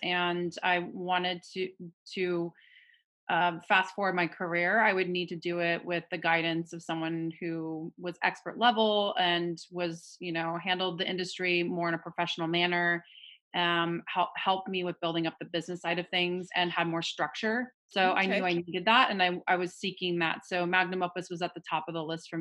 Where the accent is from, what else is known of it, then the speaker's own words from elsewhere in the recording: Portland, Oregon, United States; also born or lived in Phoenix, Arizona; I'm originally from Phoenix, Arizona, but I've been in Portland, Oregon since I was a little girl